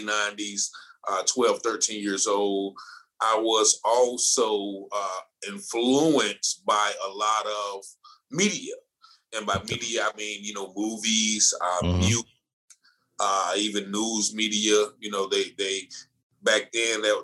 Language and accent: English; Goldsboro, North Carolina, United States; moved away as an adult; also born or lived in Virginia; I started off in the small town of Goldsboro, North Carolina